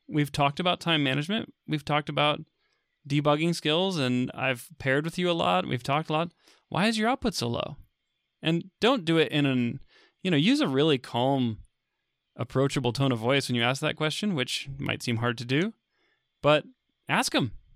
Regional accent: Texas, United States; I, uh, I grew up in Texas

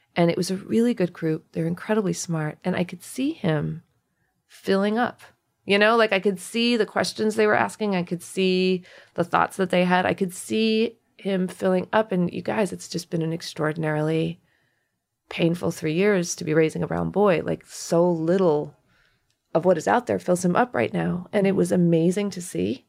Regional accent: United States; as an Indian American

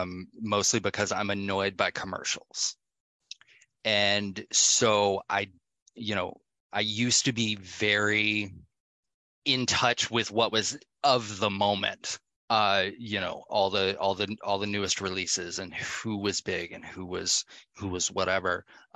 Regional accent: Atlanta, Georgia, United States; I'm from Atlanta, so, you know, being in the clubs where everything is very EDM, you know, techno based

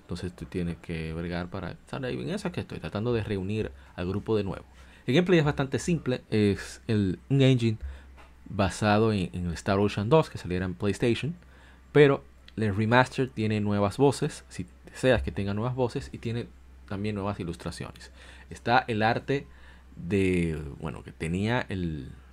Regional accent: Dominican Republic; aquí decimos galletas en mi país, en República Dominicana

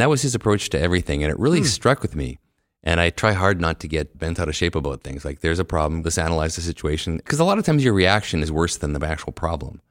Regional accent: Winnipeg, Manitoba, Canada; also born or lived in Cold Lake, Alberta / San Francisco; I've lived almost my entire life in Winnipeg with a couple of little breaks.

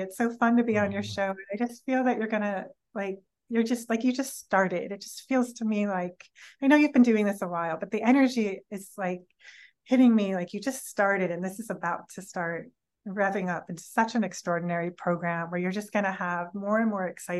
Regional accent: California, United States; maybe I'm from California and maybe that sounds like I'm from California

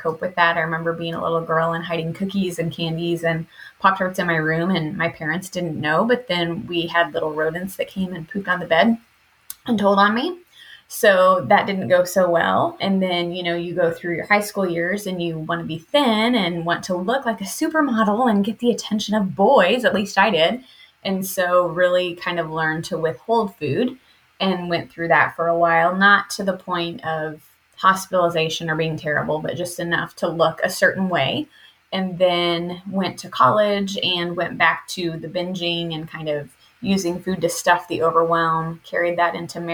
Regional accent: Indiana, United States; now in Arizona, United States; I'm coming to you from Arizona, but I am a Midwest native. I grew up in Indiana

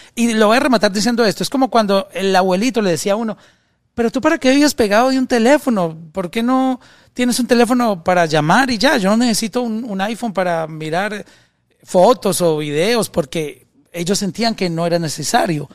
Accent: Colombia; alguien de mi país, en Colombia

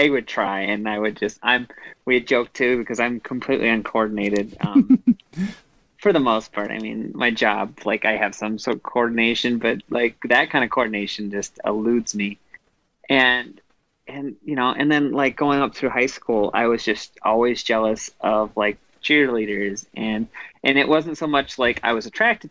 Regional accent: Midwest, United States; when I grew up in the Midwest

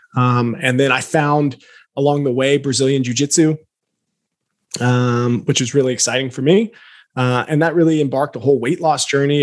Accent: Alaska, United States; also born or lived in Lafayette, Louisiana; now in Boise, United States; grew up in Alaska by way of Louisiana

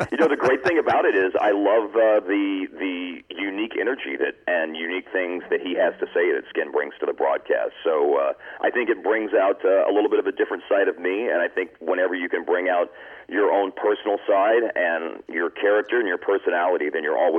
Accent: Lewisville, Texas, United States; also born or lived in Justin, United States; there was still um, some growing up in Lewisville and Justin, Texas, that I had to kind of work out of that a little bit.

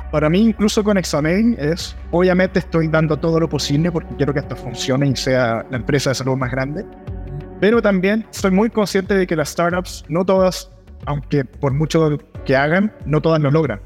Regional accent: Chile; soy de Chile, donde hablamos muy rápido

